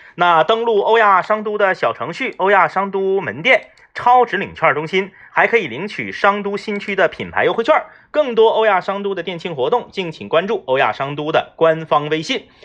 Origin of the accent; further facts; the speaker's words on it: Liaoning, China; 我回到我这个辽宁的农村老家